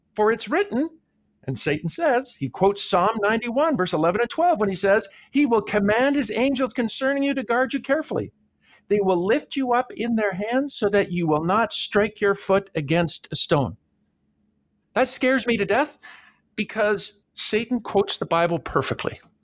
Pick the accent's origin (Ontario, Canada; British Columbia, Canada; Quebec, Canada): Ontario, Canada; Toronto; I grew up in Toronto, Canada, so I don't have any accent at all